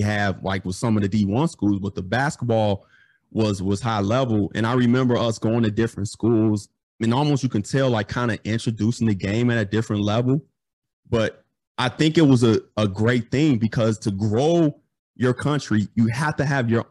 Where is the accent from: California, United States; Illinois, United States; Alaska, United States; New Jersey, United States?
Illinois, United States; Chicago; I'm from Chicago